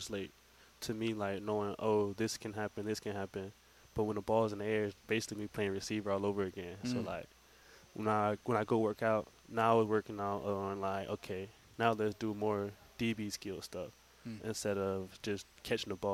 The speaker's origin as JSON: {"language": "English", "region": "South Georgia", "country": "United States", "said": "I'm from South Georgia"}